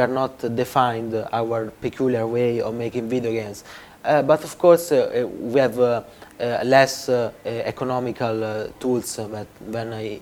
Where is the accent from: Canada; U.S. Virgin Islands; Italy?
Italy